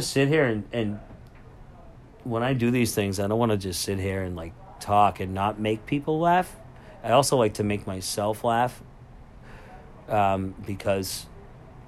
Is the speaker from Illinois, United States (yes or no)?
no; Lynn, Massachusetts, United States; I'm from Lynn